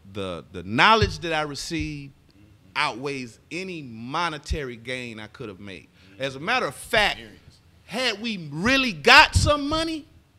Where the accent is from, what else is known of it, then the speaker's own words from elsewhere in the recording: Jacksonville, Florida, United States; Be Fresh from Jacksonville, Florida, my hometown, Jacksonville, Florida.